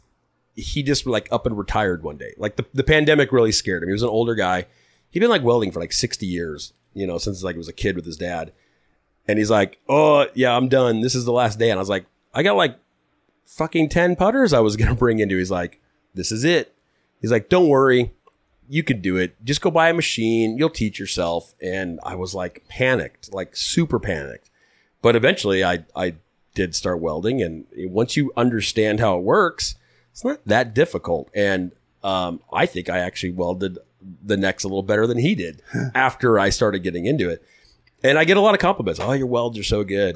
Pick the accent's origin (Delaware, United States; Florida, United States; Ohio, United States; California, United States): California, United States; Huntington Beach; also born or lived in Arizona; I grew up in Huntington Beach, born and raised